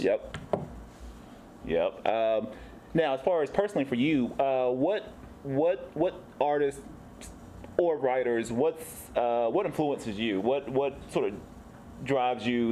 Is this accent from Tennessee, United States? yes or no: yes; Tennessee, United States; now in San Diego, United States